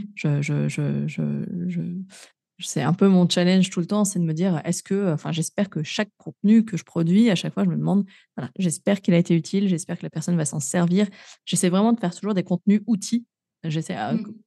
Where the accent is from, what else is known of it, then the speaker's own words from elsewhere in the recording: Grenoble, Auvergne-Rhône-Alpes, France; moved away; je suis native de Grenoble, hein, ville verte